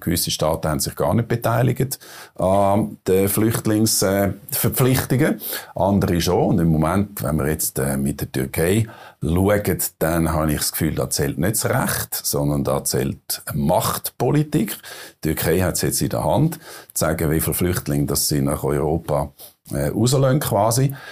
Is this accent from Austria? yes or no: no; Switzerland; als äh, Schweizer